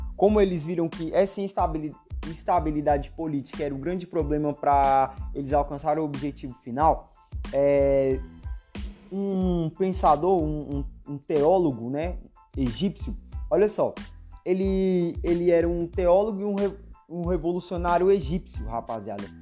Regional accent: Brazil; eu sou brasileiro e sou cristão

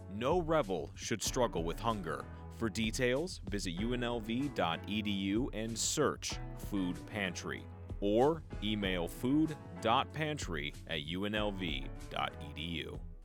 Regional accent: Hollywood, Florida, United States; moved away; I'm from Hollywood, Florida

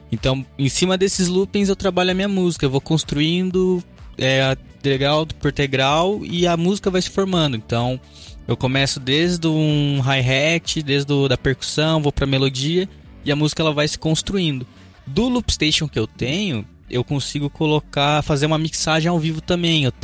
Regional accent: Curitiba, Paraná, Brazil; sou de Curitiba

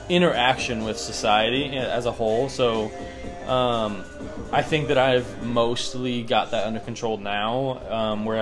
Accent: Wisconsin, United States; now in Texas, United States; I was born and raised in Wisconsin

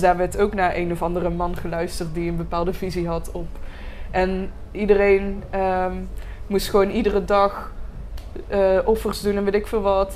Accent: Roosendaal, North Brabant, Netherlands; ik ben geboren in Roosendaal, eh, dus ik ben een eh, echte Brabander

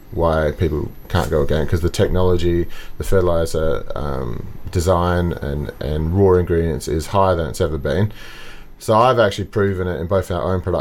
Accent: Margaret River, Western Australia, Australia; I grew up in Margaret River

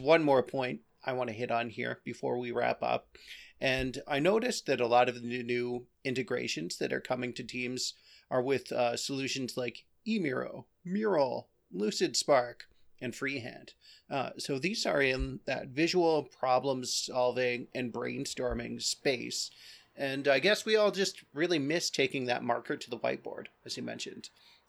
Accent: Aurora, Ontario, Canada; It's funny because I grew up in Aurora, just north of Toronto here, and the York Region public transit was also named Viva.

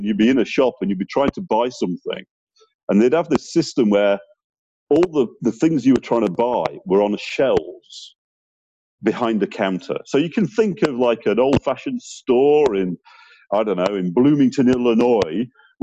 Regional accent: Sheffield, Yorkshire and the Humber, United Kingdom; my hometown of Sheffield

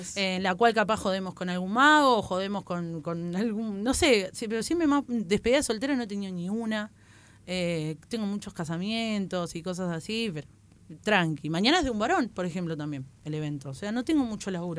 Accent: Buenos Aires, Argentina; yo soy de Zona oeste

